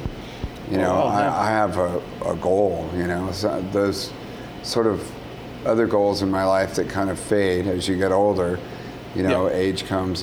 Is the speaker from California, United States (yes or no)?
yes; California, United States; I'm from California